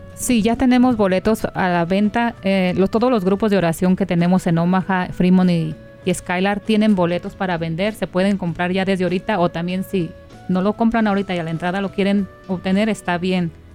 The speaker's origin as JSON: {"language": "Spanish", "town": "Guadalajara", "region": "Jalisco", "country": "Mexico", "moved": "yes", "said": "yo soy de Guadalajara"}